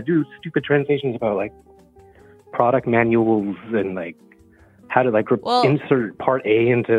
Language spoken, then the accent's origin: English; Washington, United States; now in Germany; I'm from Washington State, but I've been here since 2004.